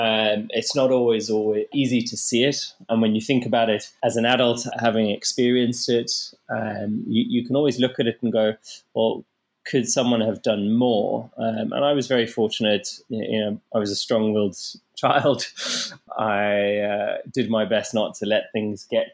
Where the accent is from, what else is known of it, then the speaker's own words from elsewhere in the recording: South Africa; growing up in South Africa, I experienced bullying at quite a young age